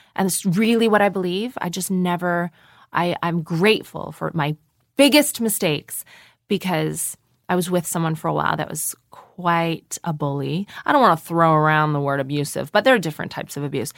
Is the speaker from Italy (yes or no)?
no; Canada; moved away as an adult; also born or lived in Toronto; now in London, United Kingdom; I am a Canadian person with a lot of American cultural influences